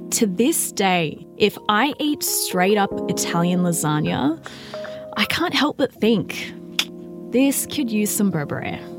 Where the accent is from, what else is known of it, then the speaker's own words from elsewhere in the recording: Melbourne, Victoria, Australia; As a kid, growing up in Melbourne in the early 90s